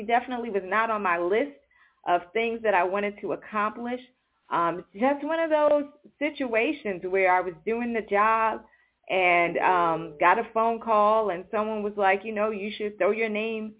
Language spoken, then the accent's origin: English; New York City, New York, United States; I grew up in New York City